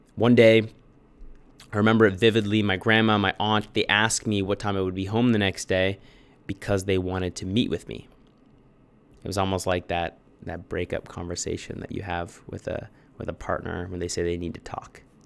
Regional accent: Bradford, Ontario, Canada; born or raised there; also born or lived in Toronto

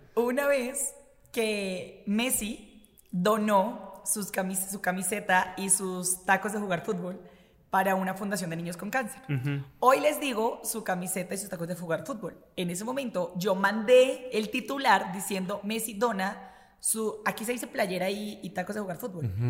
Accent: Bogotá, Colombia; accent: mix of Colombian accents; moved away as an adult; also born or lived in Barranquilla, Colombia; now in Puebla, Mexico; Bogotá, porque yo no nací en Bogotá, Bogotá es la ciudad en la que me crié.

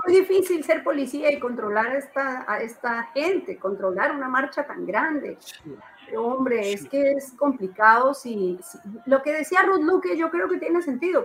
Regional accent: Colombia; now in Peru; la colombiana, que soy yo

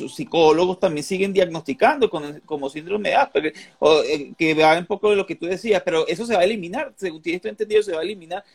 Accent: Venezuela; now in Colombia; yo soy colombo venezolano, yo nací en Venezuela y vivo aquí

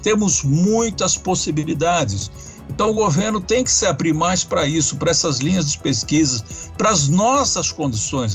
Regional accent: Brazil; Nós merecemos isso como brasileiros.

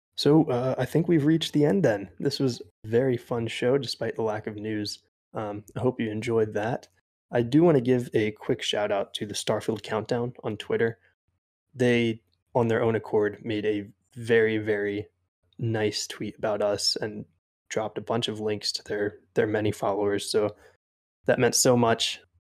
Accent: East Coast, United States; I grew up on the East Coast

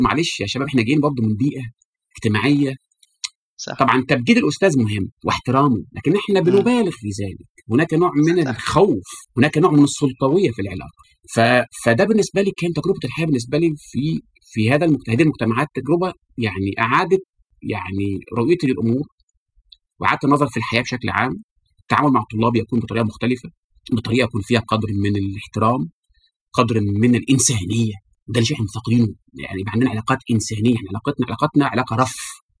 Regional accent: Egypt; احنا في العالم العربي خاصه في مصر

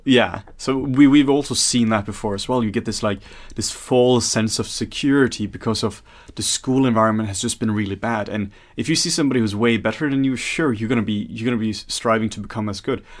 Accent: Norway; now in Denmark; I'm from Norway and working in some Denmark here

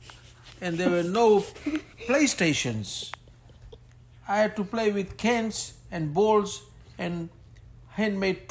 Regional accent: Ba, Western Division, Fiji; now in Sydney, Australia; I was born in Fiji, and I grew up in Fiji in a place called Ba.

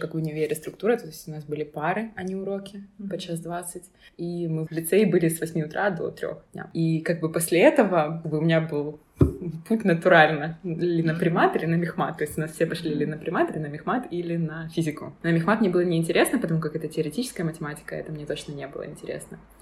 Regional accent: Dnipro, Dnipropetrovsk Oblast, Ukraine; moved away as an adult; now in Berlin, Germany; Я училась в Днепре, я из Днепра

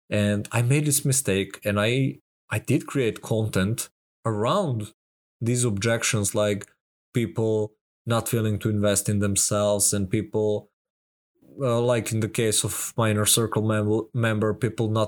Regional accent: Serbia; I'm from Serbia. Even here, that's a small amount of money to get such amount of value.

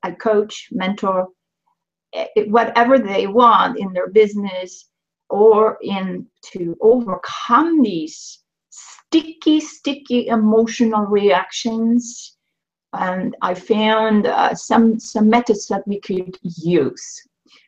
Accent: Sweden; moved away as an adult; now in Canada; I was born in Sweden to an academic family

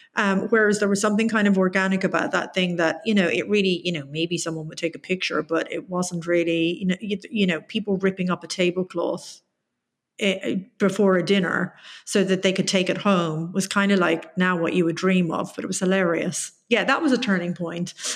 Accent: Tipperary, Munster, Ireland; it's in my hometown

